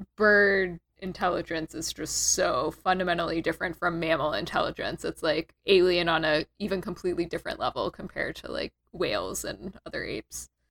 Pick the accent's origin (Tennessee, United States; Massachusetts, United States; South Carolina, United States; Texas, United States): Texas, United States; I'm from Texas